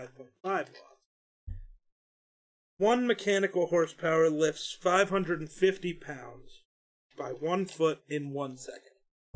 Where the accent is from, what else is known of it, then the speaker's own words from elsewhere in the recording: Wyoming, United States; We're from Wyoming, though.